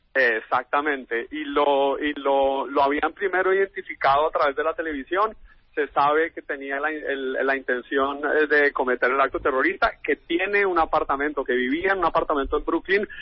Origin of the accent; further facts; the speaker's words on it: Colombia; yo, soy colombiano